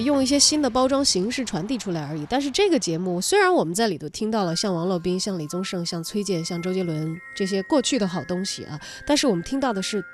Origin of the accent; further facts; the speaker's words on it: Sichuan-Chongqing, China; 我们的方言